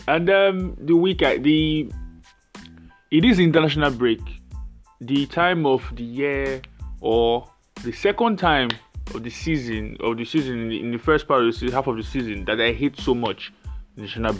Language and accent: English; Nigeria; I'm Nigerian.